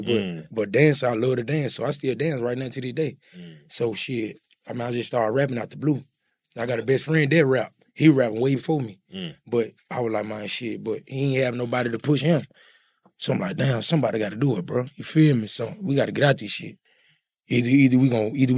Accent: Tallulah, Louisiana, United States; moved away; also born or lived in Memphis, Tennessee; I'm from Louisiana, but I moved to Memphis

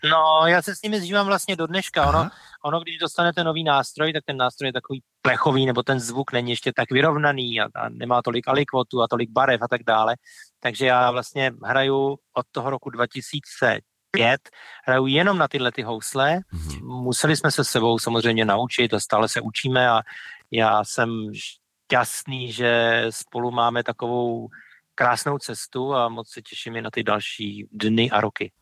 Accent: Czechia; also born or lived in United States; já jsem tady doma, budu, vždycky se sem budu vrát vracet, taky jsem se vrátil z Ameriky

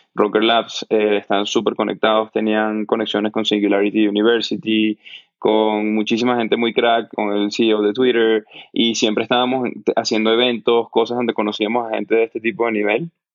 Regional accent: Venezuela; yo crecí en Venezuela, que es un país que vivimos un colapso económico

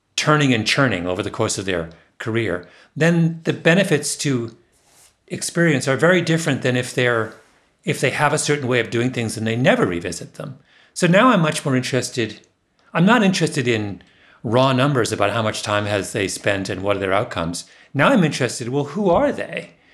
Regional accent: Waterloo, Ontario, Canada; Waterloo, my hometown

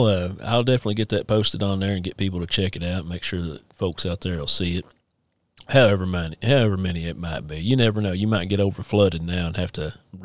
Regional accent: Eastern Kentucky, United States; moved away; I'm from Eastern Kentucky originally, and I grew up in church and stuff.

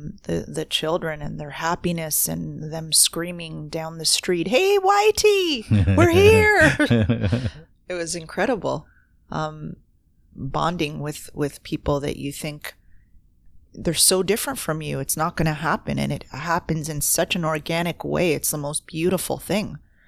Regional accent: Toronto, Ontario, Canada; And I was coming in from Toronto. I was this city girl.

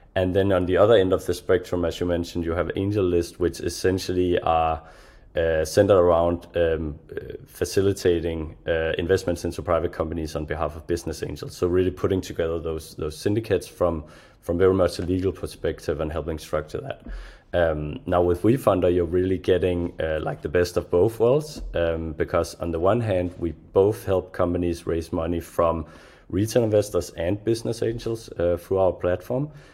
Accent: Denmark; I'm from Europe myself, right? A small country of Denmark in the cold

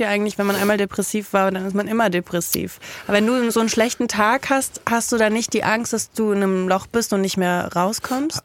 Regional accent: Kaiserslautern, Rhineland-Palatinate, Germany; ich komme aus Kaiserslautern

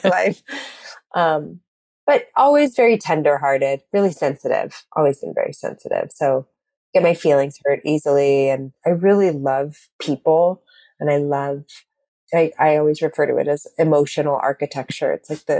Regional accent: Eureka, California, United States; Northern California, a little tiny town called Eureka

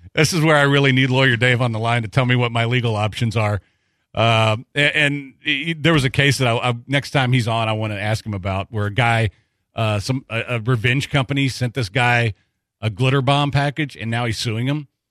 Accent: Texas, United States; I'm a Texan

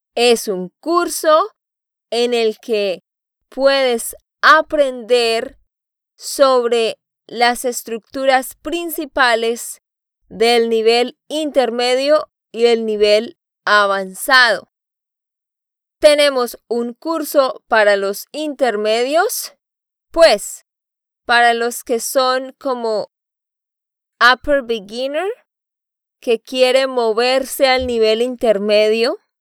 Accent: Santander, Colombia; de Santander, Colombia

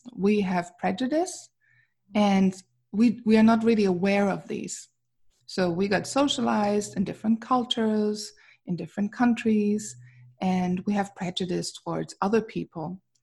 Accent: Wuppertal, North Rhine-Westphalia, Germany; English is a second language; moved away as an adult; now in Princeton, New Jersey, United States; I was born in Wuppertal in Germany

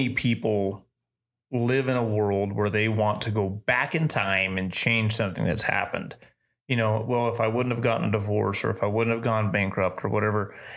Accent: Spring City, Tennessee, United States; growing up in Tennessee, growing up in Spring City, Tennessee

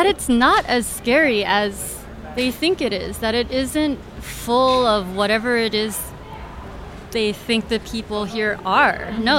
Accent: Honolulu, Hawaii, United States; now in San Francisco, United States; I grew up in Hawaii.

